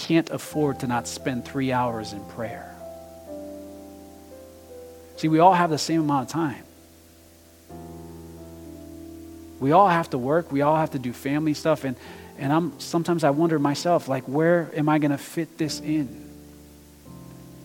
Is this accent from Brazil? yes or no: yes; Brazil; moved away; I'm international too, okay? I'm from Brazil